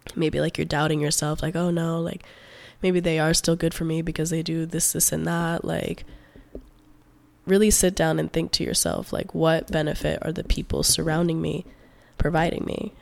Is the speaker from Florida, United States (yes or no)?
yes; Palm Beach County, South Florida, United States; also born or lived in Gainesville, Florida; I'm originally from South Florida, like, Palm Beach County area. I was born and raised there